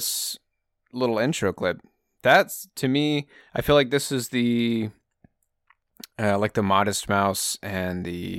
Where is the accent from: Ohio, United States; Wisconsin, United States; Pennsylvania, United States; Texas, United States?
Texas, United States; Well, I'm from Texas, brother, okay? I'll always be a Texan.